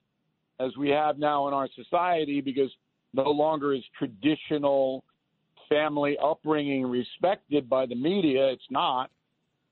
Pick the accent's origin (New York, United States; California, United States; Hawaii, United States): New York, United States; Levittown; I grew up in Levittown